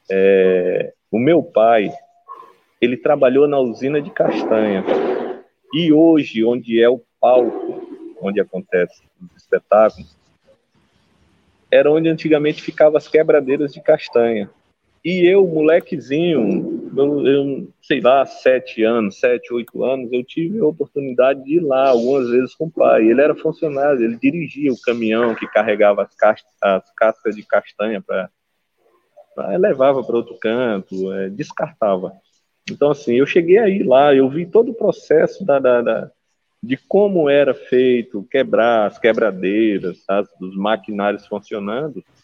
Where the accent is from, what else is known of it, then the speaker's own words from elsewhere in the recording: Rio Branco, Acre, Brazil; now in Cruzeiro do Sul, Brazil; sou acriano de Rio Branco, mas hoje moro em Cruzeiro do Sul, que é uma cidade que fica a 635 quilômetros da capital.